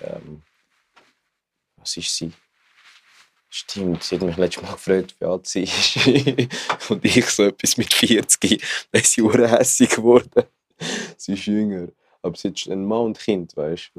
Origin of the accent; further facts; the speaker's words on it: Zurich, Switzerland; ich komme aus Zürich